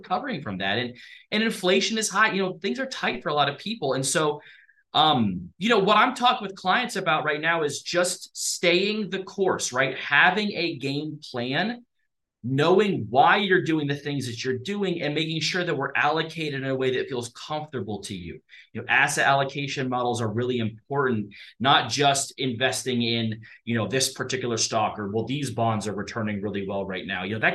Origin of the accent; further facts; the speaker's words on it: Columbus, Ohio, United States; now in Hurricane, United States; I'm from Columbus, Ohio originally